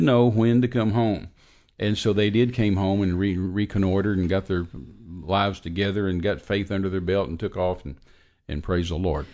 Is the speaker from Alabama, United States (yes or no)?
no; Texas, United States; I'm an American. I was born in Texas.